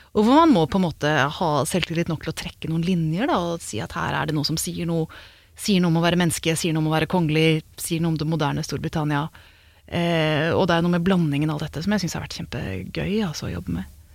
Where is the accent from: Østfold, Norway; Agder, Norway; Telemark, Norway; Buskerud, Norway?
Buskerud, Norway; Hokksund; gikk liksom rundt langs åkeren hjemme i Hokksund